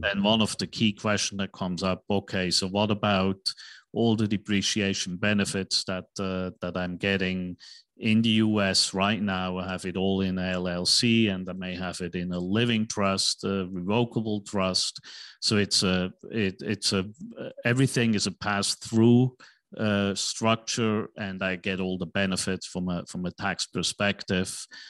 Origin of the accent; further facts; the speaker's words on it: Switzerland; now in United States; I'm from Uh, Switzerland, right, in Europe